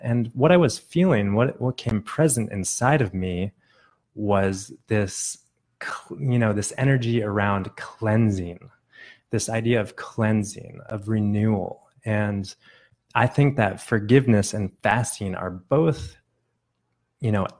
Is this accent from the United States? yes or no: yes; Phoenix, Arizona, United States; I am in Phoenix, Arizona, which is my hometown